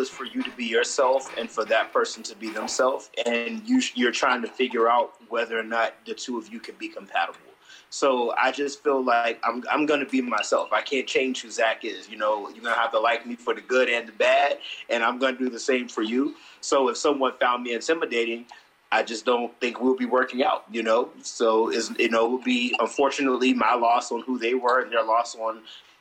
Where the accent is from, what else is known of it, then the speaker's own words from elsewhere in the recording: Elizabethtown, North Carolina, United States; also born or lived in Washington, D.C. / Arkansas / Baltimore; now in Philadelphia, United States; I am from North Carolina, born and raised in Elizabethtown, North Carolina